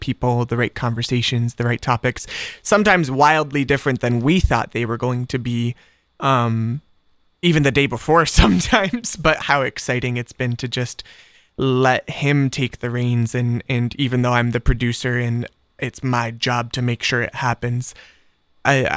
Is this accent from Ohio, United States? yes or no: yes; Columbus, Ohio, United States; also born or lived in North Carolina / Hilliard, Ohio; I'm from here in Columbus. I was born in North Carolina, and I lived there for the first 6 months of my life, and then I moved to Ohio, and I've never been back. So I consider myself pretty much an Ohio native. All of my memories are here. I grew up on the east side of town in Gahanna area